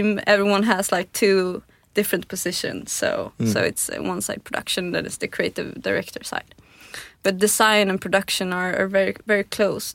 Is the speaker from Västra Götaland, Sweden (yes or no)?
no; Tyresö, Stockholm County, Sweden; also born or lived in Santa Barbara, United States; I was born in the southern part of Stockholm, a suburb called Tyresö